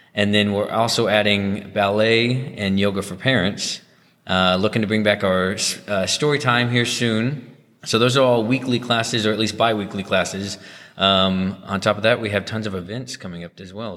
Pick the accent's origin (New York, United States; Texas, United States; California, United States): Texas, United States; Garland; born and raised in Garland